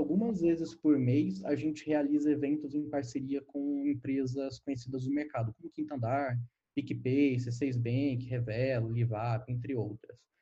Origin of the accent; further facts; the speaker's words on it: Guarulhos, São Paulo, Brazil; now in São Paulo, Brazil; eu nasci em Guarulhos, mas eu já moro em São Paulo faz alguns aninhos. Eu morei em São Paulo no tempo da minha infância